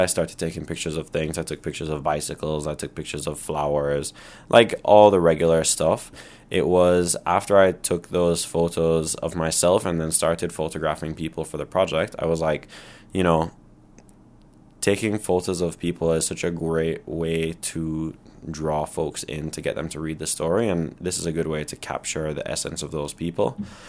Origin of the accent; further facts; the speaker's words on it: Barbados; also born or lived in Toronto, Canada; So I was born in Toronto. Mount Sinai Hospital represent. Then when I was less than a year old, my family picked up and moved to Barbados, where my dad started a company.